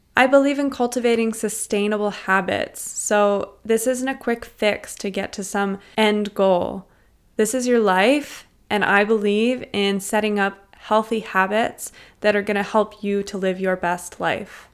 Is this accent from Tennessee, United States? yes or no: no; Cincinnati, Ohio, United States; now in Toronto, Canada; I grew up in Cincinnati, Ohio, in a small suburb called Wyoming